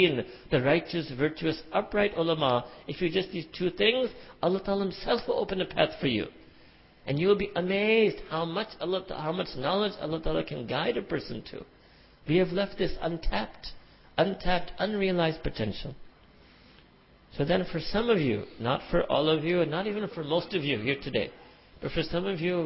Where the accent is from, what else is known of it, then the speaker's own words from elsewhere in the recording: New York City, New York, United States; I was born and raised in Manhattan, concrete jungle